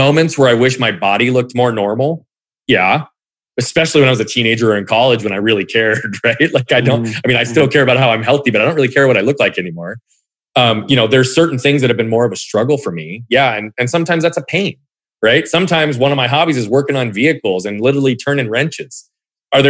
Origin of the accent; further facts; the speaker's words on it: Phoenix, Arizona, United States; also born or lived in Southern California / Australia / England; growing up in Phoenix, for lack of a better term, even though I lived in different parts earlier than